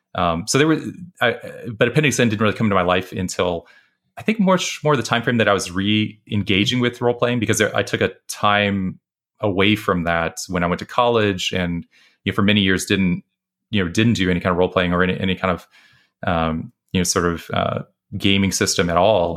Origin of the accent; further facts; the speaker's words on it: West Texas, United States; I was growing up in West Texas